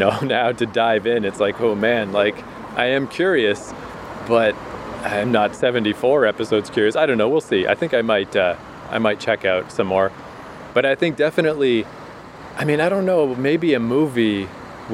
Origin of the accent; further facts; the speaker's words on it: Canada; moved away; also born or lived in New York; as a Canadian